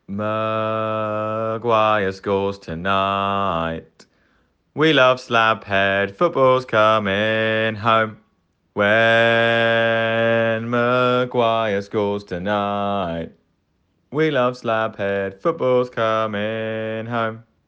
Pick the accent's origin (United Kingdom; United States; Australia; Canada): United Kingdom; England; I use we in the, in the English way, I am English